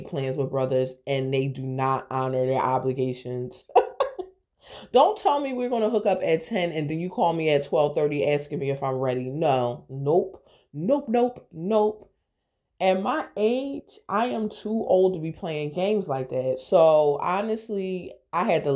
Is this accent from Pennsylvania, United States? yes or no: yes; Philadelphia, Pennsylvania, United States; I am from Philadelphia